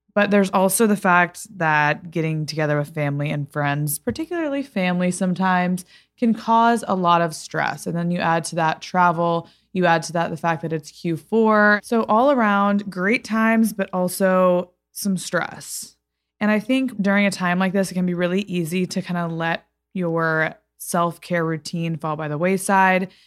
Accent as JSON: {"language": "English", "town": "Fort Worth", "region": "Texas", "country": "United States", "tie": "born or raised there", "also_born_or_lived": "Los Angeles", "moved": "as an adult", "said": "my hometown in Fort Worth, Texas"}